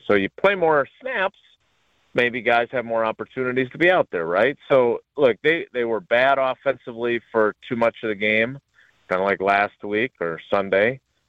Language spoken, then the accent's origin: English; Milwaukee, Wisconsin, United States; I grew up in Milwaukee.